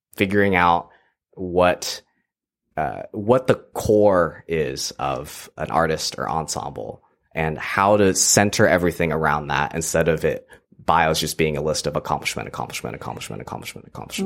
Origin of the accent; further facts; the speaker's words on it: Texas, United States; moved away as an adult; now in Ottawa, Canada; I grew up in Texas